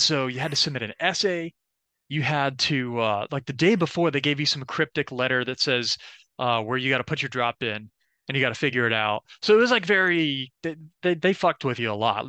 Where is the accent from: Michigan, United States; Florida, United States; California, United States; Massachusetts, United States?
Florida, United States; Orlando; I'm from Orlando, Florida, born and raised